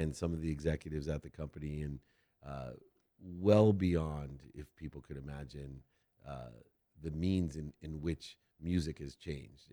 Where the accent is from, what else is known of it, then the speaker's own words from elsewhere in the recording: San Diego, California, United States; I was from San Diego